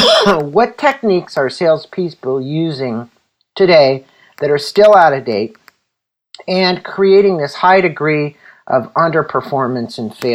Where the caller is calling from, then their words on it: San Diego, California, United States; I'm joining from San Diego, sunny San Diego